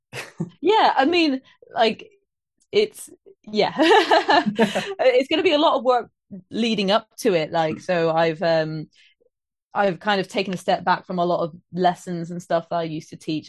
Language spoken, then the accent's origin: English; Trowbridge, South West England, United Kingdom; also born or lived in Bristol; now in Birmingham, United Kingdom; I live in Birmingham at the moment, but I'm from Trowbridge